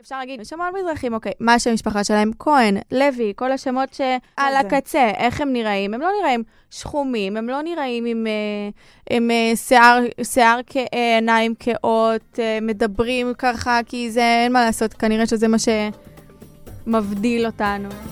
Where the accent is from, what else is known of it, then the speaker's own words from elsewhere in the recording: Sderot, Southern District, Israel; אני משדרות